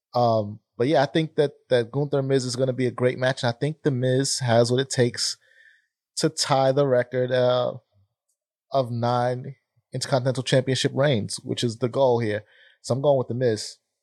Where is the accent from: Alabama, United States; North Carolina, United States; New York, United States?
New York, United States; now in Philadelphia, United States; a New Yorker through and through